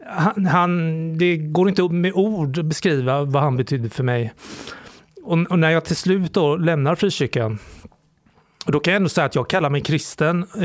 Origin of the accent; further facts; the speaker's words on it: Sweden; Men jag är framförallt kulturellt extremt kristen. Som alla svenskar är